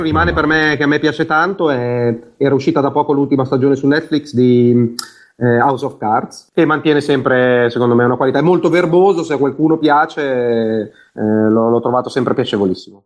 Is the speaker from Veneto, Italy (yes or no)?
no; Vignola, Emilia-Romagna, Italy; also born or lived in Bologna; Io sono di Vignola, che è un paesino